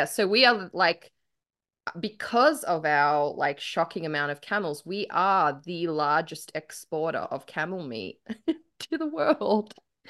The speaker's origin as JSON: {"language": "English", "country": "Australia"}